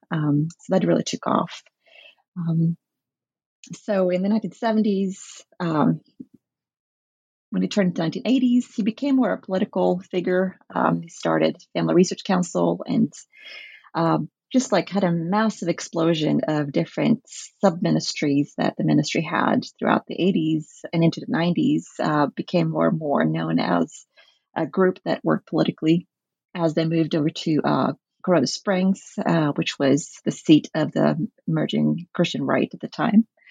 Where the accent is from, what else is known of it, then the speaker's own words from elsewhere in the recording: the Norwegian Bible belt, Southern and Western Norway, Norway; I grew up in the Norwegian Bible belts, which is very influenced by American evangelicalism